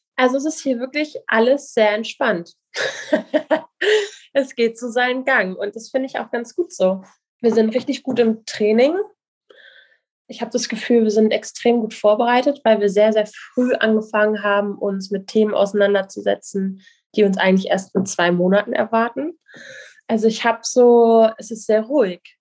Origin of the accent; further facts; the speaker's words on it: Kiel, Schleswig-Holstein, Germany; Die Strander Bucht, also die, wo ich groß geworden bin, vor Kiel